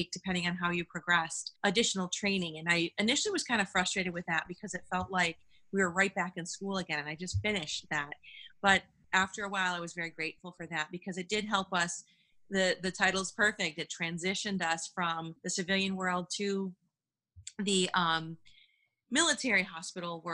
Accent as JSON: {"language": "English", "town": "Buffalo", "region": "New York", "country": "United States", "also_born_or_lived": "Washington, District of Columbia, United States / Bitburg, Germany", "moved": "as an adult", "said": "I'm from Buffalo, New York"}